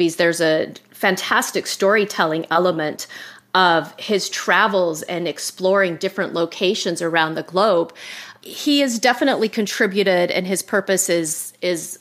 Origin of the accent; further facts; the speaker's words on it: Utah, United States; I grew up in Utah and there were no parks at the time